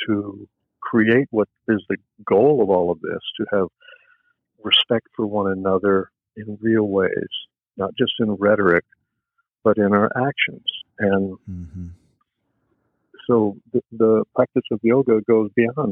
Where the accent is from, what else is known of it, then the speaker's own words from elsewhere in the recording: the South, United States; I grew up in the South.